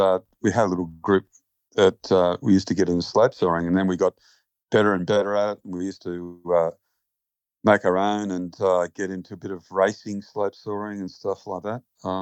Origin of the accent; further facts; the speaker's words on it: Bankstown, New South Wales, Australia; I grew up in Bankstown, in the flight path of Bankstown Airport